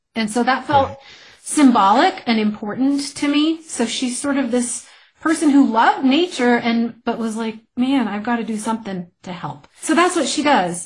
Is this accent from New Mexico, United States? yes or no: yes; New Mexico, United States; moved away as an adult; it took me 15 years away to realize there's a lot I didn't appreciate about my home state